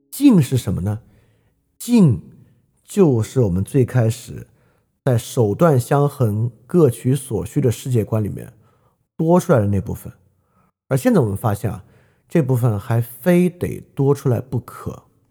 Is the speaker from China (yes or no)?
yes; China; 我们中国人都理解不了